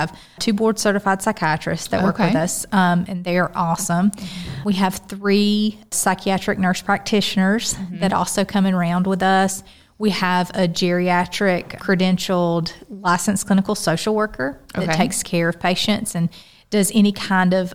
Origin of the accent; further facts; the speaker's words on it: Adel, Georgia, United States; also born or lived in Brunswick, Georgia / Savannah, Georgia; I grew up in Adel, Georgia, and I went to school at Valdosta State University